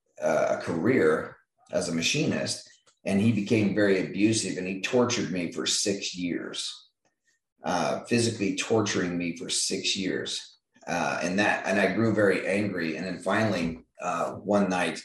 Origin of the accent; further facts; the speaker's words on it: Eureka, Kansas, United States; I grew up in a little small town called Eureka, Kansas